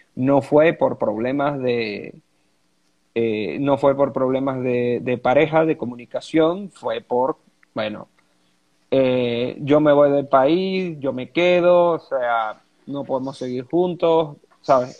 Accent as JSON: {"language": "Spanish", "country": "Venezuela", "said": "como decimos aquí en Venezuela."}